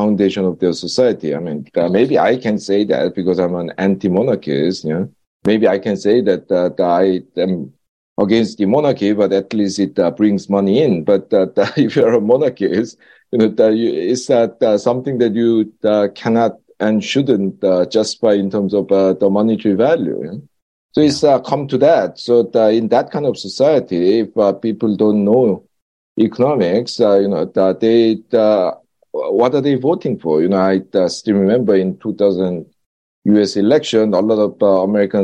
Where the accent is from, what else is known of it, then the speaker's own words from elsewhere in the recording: South Korea; moved away as an adult; also born or lived in Britain; now in United Kingdom; when I was growing up in Korea